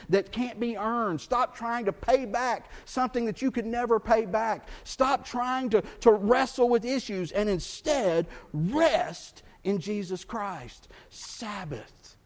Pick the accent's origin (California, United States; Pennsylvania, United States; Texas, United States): Texas, United States; Growing up in Texas